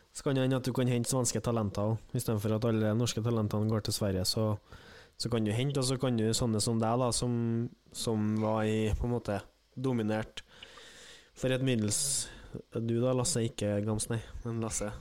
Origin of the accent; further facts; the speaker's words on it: Trøndelag, Norway; som trønder er jeg jo